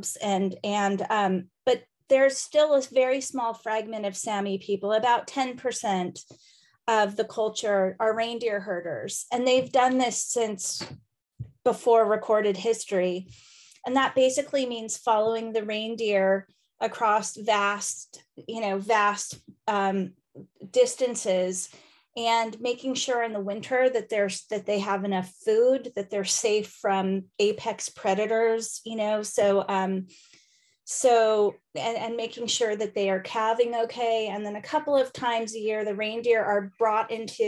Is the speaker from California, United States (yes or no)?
no; Indiana, United States; accent: American; moved away as an adult; also born or lived in Los Angeles / New York City / Arctic Sweden; I am an American lady from Indiana who lived in LA and New York.